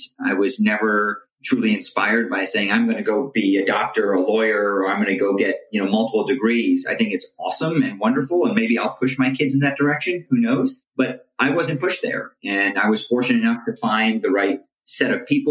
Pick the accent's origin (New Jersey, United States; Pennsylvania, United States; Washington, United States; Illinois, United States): New Jersey, United States; born and raised in North Jersey. My parents came to this country from India in the 1970s.